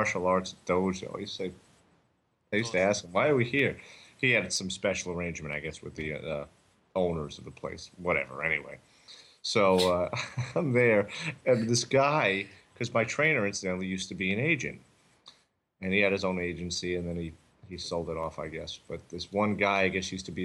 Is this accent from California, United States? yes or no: yes; Southern California, United States; moved away; I'm originally from Southern California